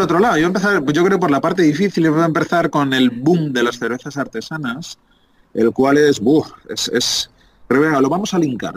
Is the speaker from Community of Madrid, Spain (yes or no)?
yes; Madrid, Community of Madrid, Spain; moved away as an adult; Ocho añitos después vuelvo a mi tierra, vuelvo a Madrid